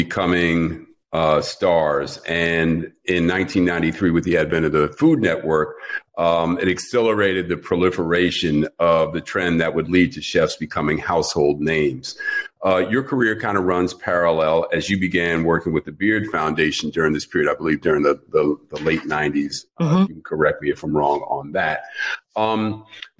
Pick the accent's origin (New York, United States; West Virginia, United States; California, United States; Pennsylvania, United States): New York, United States; a native New Yorker born and raised on the Upper West Side